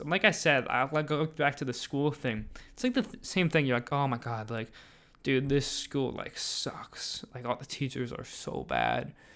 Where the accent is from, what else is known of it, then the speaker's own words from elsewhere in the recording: United States; as an American